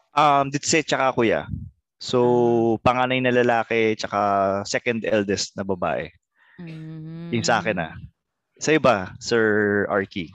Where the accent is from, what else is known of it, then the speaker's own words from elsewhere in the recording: Central Luzon, Philippines; taga Bulacan kami